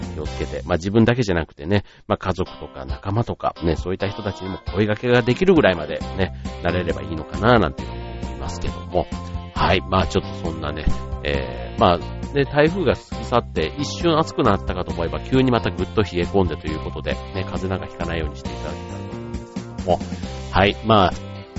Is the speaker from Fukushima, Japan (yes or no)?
no; Osaka, Japan; moved away; 僕の実家のある関西というか、ね、大阪